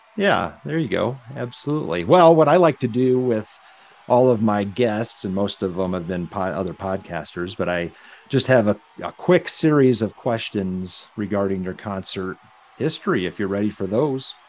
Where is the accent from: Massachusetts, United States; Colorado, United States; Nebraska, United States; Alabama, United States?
Nebraska, United States; we're all from Nebraska